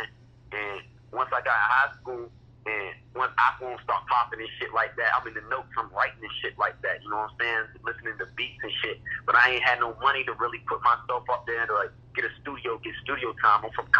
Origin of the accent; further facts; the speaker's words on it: Moyock, North Carolina, United States; also born or lived in Greenville, North Carolina; From Moyock, North Carolina, man, right on the border of Virginia.